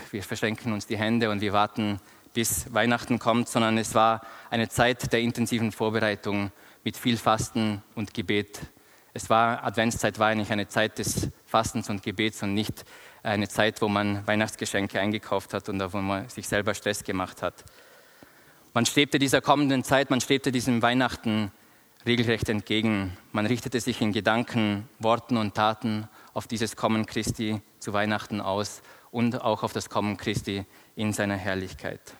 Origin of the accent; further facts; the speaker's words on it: Austria; moved away as an adult; now in Bern, Switzerland; Ich bin vor vier Jahren aus Österreich nach Bern gekommen, um meine Doktorarbeit in Theologie zu schreiben.